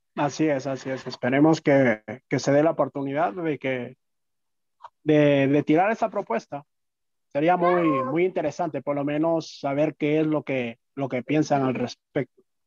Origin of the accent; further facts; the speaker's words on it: Carchi, Ecuador; now in Quito, Ecuador; Yo soy del Valle del Chota